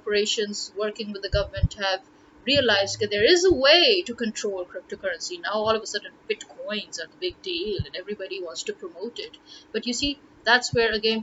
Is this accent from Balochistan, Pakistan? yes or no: no; Lahore, Punjab, Pakistan; I am from Lahore